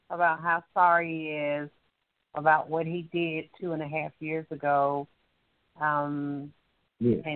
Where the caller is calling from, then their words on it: Alabama, United States; I'm calling from Alabama.